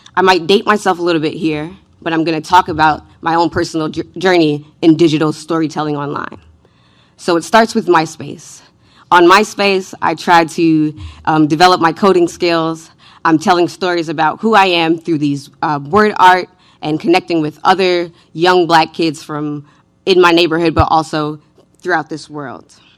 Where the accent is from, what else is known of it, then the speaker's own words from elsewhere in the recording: New York City, New York, United States; I was raised in New York City by a single mother in the nineties.